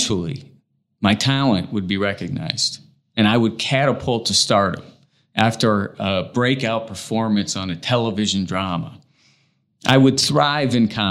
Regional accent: Indiana, United States; moved away; also born or lived in Los Angeles, California; having been born and raised in Indiana, but feeling as if I really grew up in Los Angeles

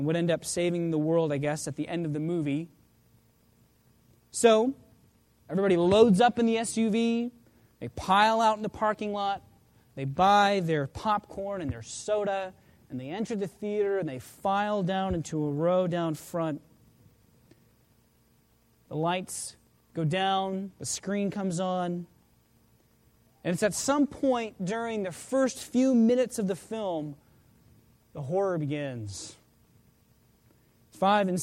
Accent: just outside of Oklahoma City, United States; the church that I grew up in just outside of Oklahoma City

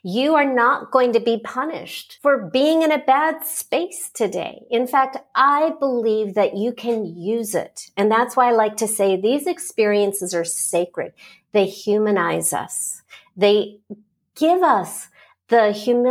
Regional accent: Los Angeles, California, United States; I started out coaching in Los Angeles because that's my hometown

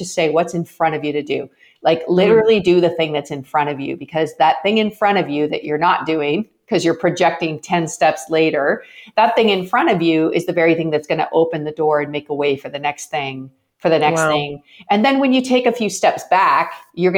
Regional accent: Canada; I'm Canadian, and in Canada, hockey night in Canada was a big deal when I was growing up

